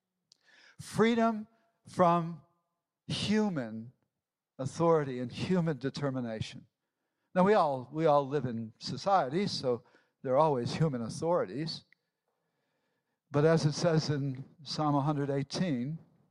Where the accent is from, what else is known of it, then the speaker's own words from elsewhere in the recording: United States; moved away; also born or lived in England; I'm American by birth